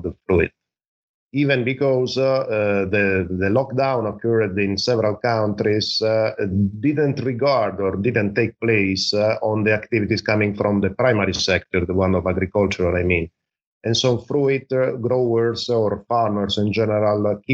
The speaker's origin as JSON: {"language": "English", "country": "Italy", "said": "I'm from Italy"}